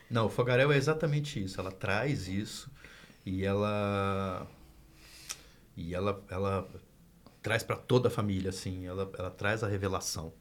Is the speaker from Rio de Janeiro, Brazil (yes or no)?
no; Minas Gerais, Brazil; Eu sou de Minas Gerais